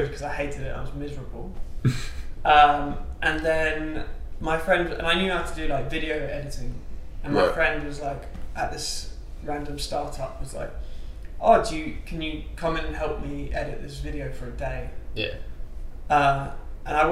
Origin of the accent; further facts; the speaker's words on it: London, United Kingdom; I'm from London, so I was able to be at home